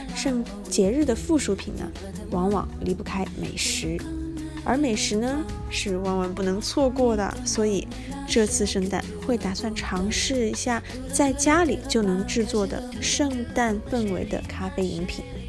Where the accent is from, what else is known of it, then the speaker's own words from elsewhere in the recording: China; 会是一个土生土长的中国人，既没有海外背景，也没有相关的宗教信仰